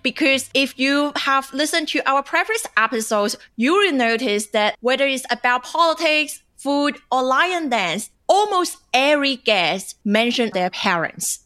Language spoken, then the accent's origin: English; China; moved away as an adult; now in Australia; I grew up in China